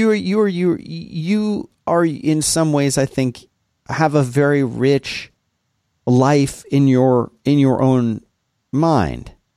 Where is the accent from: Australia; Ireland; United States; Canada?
United States; Florida; I lived in a city there, and then we had lots of, see, we had lots of canals. in Florida